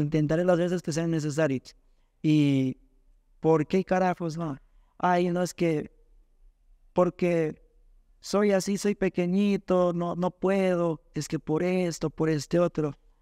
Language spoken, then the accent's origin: Spanish; Zumba, Zamora-Chinchipe, Ecuador; Yo soy de Zumba, un barrio llamado